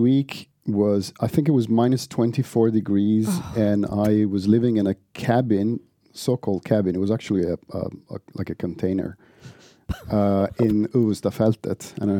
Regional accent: Padua, Veneto, Italy; moved away as an adult; now in Sweden; So I'm from the northeast of Italy, a city called Padova, very close to Venice, which is, I mean, it's a university city.

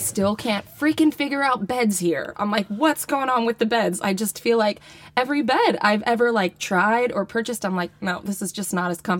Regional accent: Arcadia, California, United States; moved away as an adult; now in Sweden; I am from Arcadia, California. It's a city in Southern California, about 10-ish miles northeast of Los Angeles.

